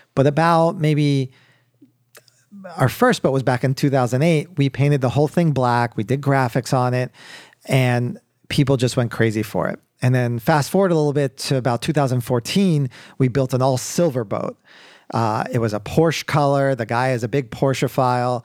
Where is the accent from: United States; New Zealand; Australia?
United States; Baltimore, Maryland; moved away as an adult; also born or lived in Wellesley, Massachusetts; now in Miami, United States; born and raised in Baltimore, Maryland. Uh, lived there till I was eighteen